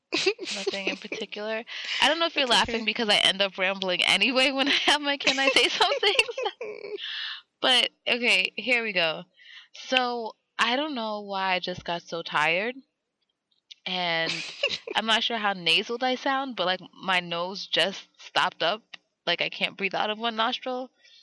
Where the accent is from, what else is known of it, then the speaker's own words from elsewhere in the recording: Queens, New York, United States; and we come from Queens.